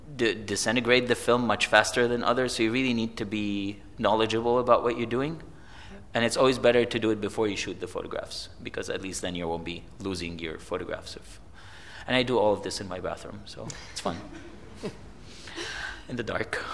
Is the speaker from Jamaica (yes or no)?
no; Egypt; I grew up in Egypt